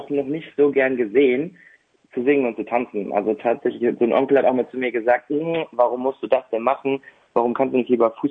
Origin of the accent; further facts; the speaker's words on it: Bottrop, North Rhine-Westphalia, Germany; habe ähm, seit meiner Geburt in Bottrop gelebt und dann habe ich hier zwei Stücke selber inszeniert, in meiner Heimatstadt dann auch aufgeführt.